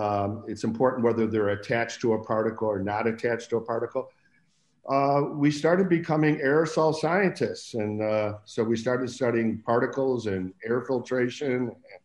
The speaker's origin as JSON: {"language": "English", "town": "Buffalo", "region": "New York", "country": "United States", "moved": "yes", "said": "I came out from Buffalo, New York in 1971. And I got a job at Lawrence Berkeley Lab"}